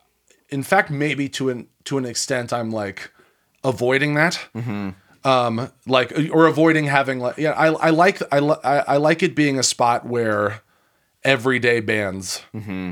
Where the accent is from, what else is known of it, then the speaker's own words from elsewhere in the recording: Colorado, United States; moved away; also born or lived in Chicago, Illinois; I'm from Colorado originally, but then spent those 10 years in Chicago